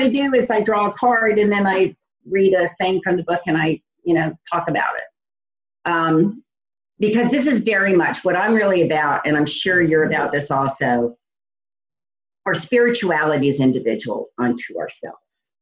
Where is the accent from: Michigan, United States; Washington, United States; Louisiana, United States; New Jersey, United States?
Louisiana, United States; New Orleans; moved away as an adult; now in Indiana, United States; I'm originally from New Orleans, and I left New Orleans to start a company for someone else and moved to Indiana.